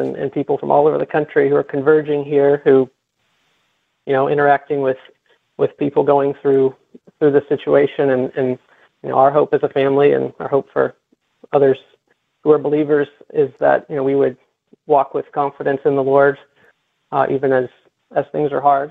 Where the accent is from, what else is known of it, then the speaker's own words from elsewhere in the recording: Midwest, United States; now in South Florida, United States; And I grew up in the Midwest, and we had impressive storms there.